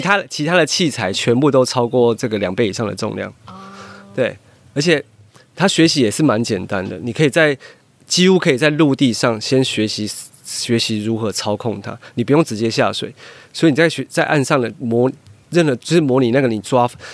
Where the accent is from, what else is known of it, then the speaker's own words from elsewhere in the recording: Taiwan; 对我们台湾人来说